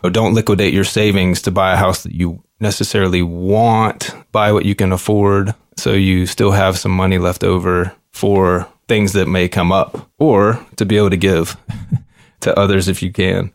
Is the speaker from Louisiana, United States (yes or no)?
yes; Shreveport, Louisiana, United States; now in Fort Wayne, United States; I was born and raised in Shreveport, Louisiana, in a blue-collar middle-class family.